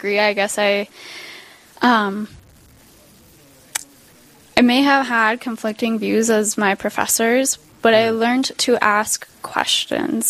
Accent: St. Cloud, Minnesota, United States; now in Owatonna, United States; I grew up in St. Cloud

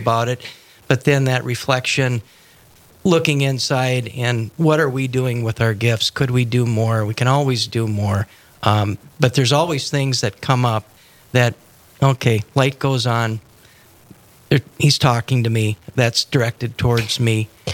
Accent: Moorhead, Minnesota, United States; also born or lived in Denver; I grew up in Moorhead

